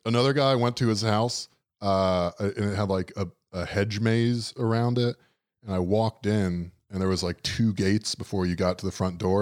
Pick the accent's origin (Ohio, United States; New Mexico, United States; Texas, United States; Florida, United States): Florida, United States; South; growing up in South Florida